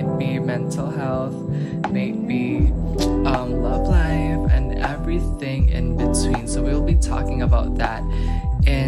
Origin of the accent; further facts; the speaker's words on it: Philippines; I am from the Philippines